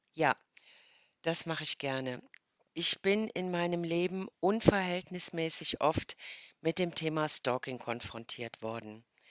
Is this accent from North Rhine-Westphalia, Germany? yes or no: yes; Cologne, North Rhine-Westphalia, Germany; ich komme aus Köln